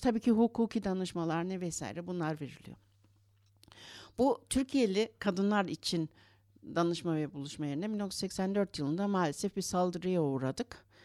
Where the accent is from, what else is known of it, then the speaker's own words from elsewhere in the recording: Berlin, Germany; also born or lived in Istanbul, Turkey; 6 yaşımda Almanya'ya geldik. Annem babam işçi ailesi olarak geldiler buraya.